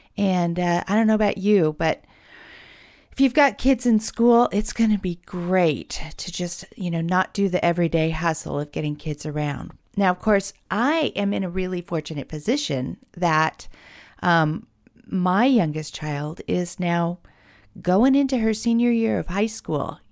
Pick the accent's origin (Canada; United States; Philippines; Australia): United States; West Coast; I'm from the West Coast